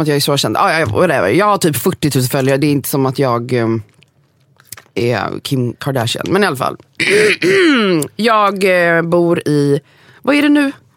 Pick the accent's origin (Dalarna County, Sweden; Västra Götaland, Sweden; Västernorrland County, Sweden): Västra Götaland, Sweden; Gothenburg; moved away as an adult; now in Sundbyberg, Sweden; jag är från Göteborg, 418